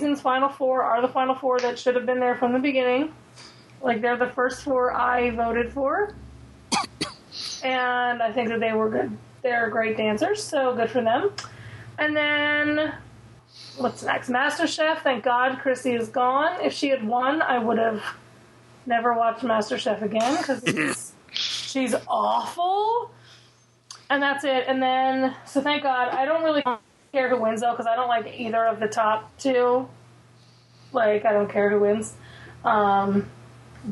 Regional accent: Philadelphia, Pennsylvania, United States; I'm from Philly. I've grown up this area my whole life. My whole family has that accent, but I cannot stand a Philly accent.

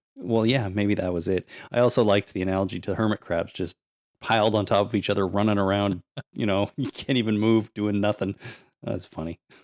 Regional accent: Canada; I'm Canadian

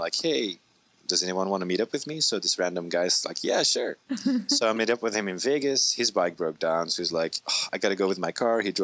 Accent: Belgium; moved away as an adult; also born or lived in San Diego; from Belgium

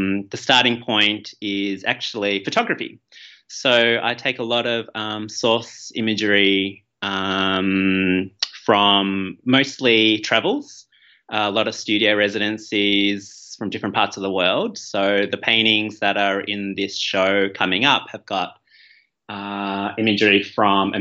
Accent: Melbourne, Victoria, Australia; also born or lived in Malaysia; my family moved to Melbourne when I was 2 years old. I was born in Malaysia and have Chinese ancestry

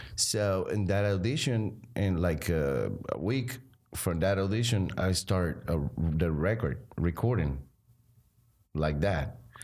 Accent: Arecibo, Puerto Rico; I grew up there with, um, the family, my three brothers and my mom and dad.

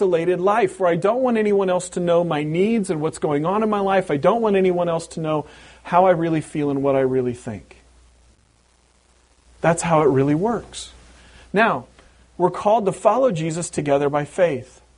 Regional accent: Pacific Northwest, United States; moved away; growing up in the Pacific Northwest in an Anglo culture

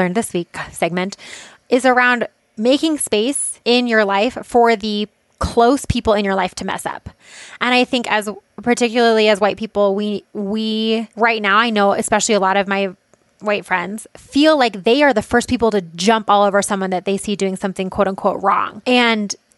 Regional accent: United States

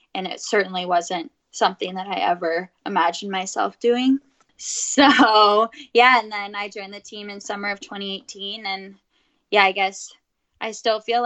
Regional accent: Santa Cruz, California, United States; I grew up in Santa Cruz, California, just 45 minutes away from Stanford

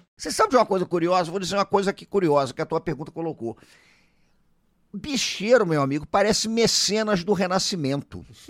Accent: Rio de Janeiro, Brazil; Eu sou do Rio de Janeiro

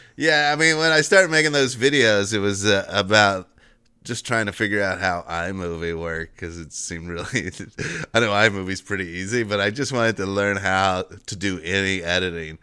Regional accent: Cincinnati, United States; also born or lived in Northern Kentucky; I'm from Cincinnati, the, or Northern Kentucky, but it's right across the, the same area

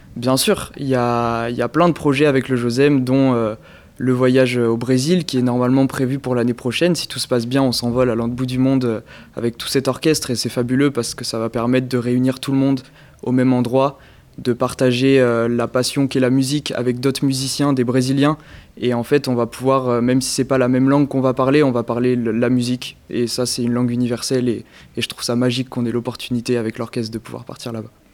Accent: Périgueux, Nouvelle-Aquitaine, France; je viens de Périgueux, dans le département de la Dordogne

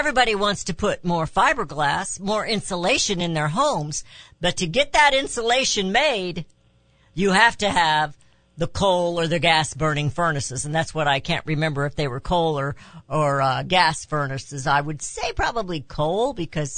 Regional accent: Raytown, Missouri, United States; also born or lived in Kansas City; I grew up in Raytown, Missouri

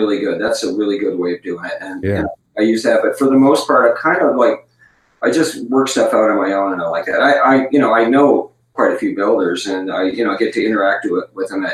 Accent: Windsor, Ontario, Canada; I was born in Windsor, Ontario

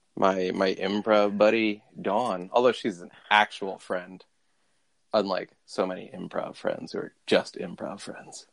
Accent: London, United Kingdom; I come from London town.

